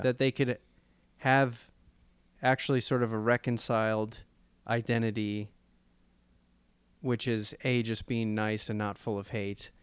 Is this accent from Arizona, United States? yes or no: no; Chicago, Illinois, United States; growing up in the Chicago area